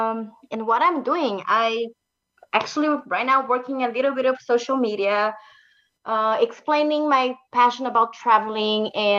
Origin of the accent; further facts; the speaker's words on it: Brazil; moved away as an adult; now in Canada; I'm actually from Brazil. And I've been away from my country for the past, I would say, nearly 13 years right now, 12, 13 years.